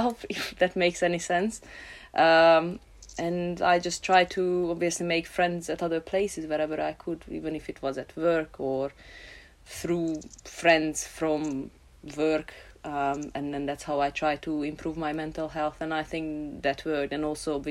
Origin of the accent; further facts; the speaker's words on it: Hungary; moved away as an adult; also born or lived in London; now in Cardiff, United Kingdom; I'm originally from Hungary.